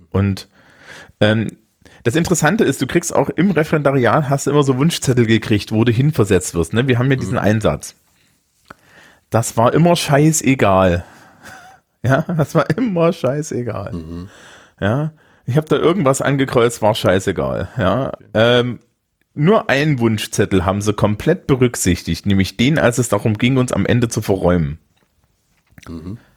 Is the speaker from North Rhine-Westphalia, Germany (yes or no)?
no; Thuringia, Germany; Und als Thüringer fühl, fühlte ich mich hier aber auch wohl